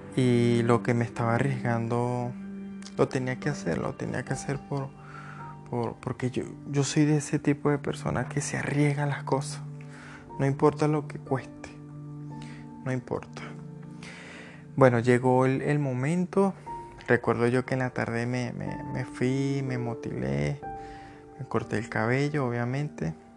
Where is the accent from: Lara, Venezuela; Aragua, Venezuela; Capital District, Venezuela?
Lara, Venezuela; Barquisimeto; moved away as an adult; also born or lived in Cúcuta, Colombia / Bogotá, Colombia / Tesalia, Huila, Colombia; now in Colombia; yo soy de Venezuela, soy de Barquisimeto, Estado hablar en Venezuela. Yo emigré en el año 2017